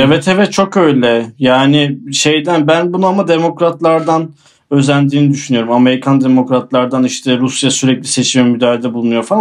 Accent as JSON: {"language": "Turkish", "region": "Aydın", "country": "Turkey", "said": "Aydın bizim taraf"}